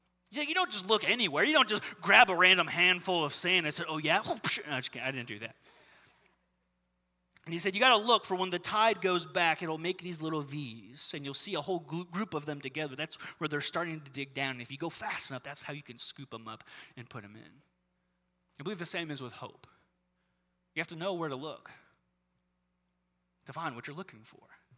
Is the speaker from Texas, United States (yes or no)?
no; Southern California, United States; I grew up in Southern California